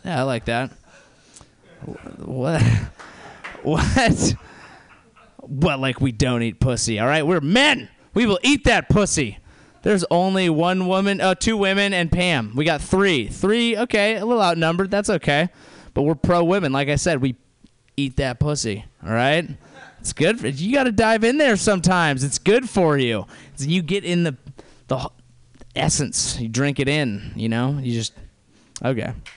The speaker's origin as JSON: {"language": "English", "area": "near Santa Cruz, Bay Area", "region": "California", "country": "United States", "tie": "born or raised there", "also_born_or_lived": "San Diego", "accent": "SoCal", "said": "I grew up near Santa Cruz"}